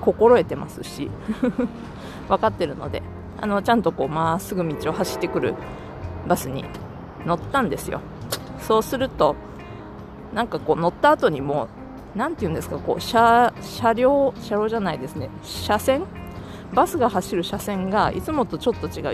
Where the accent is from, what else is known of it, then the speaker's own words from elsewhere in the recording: Japan; moved away as an adult; now in United States; 日本で生まれ育ってきた私